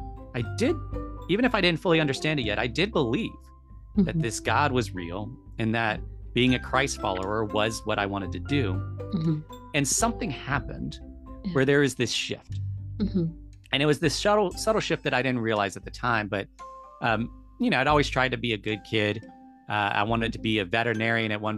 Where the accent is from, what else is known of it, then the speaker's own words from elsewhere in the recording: United States; I'm an American because of where I was born and where my citizenship is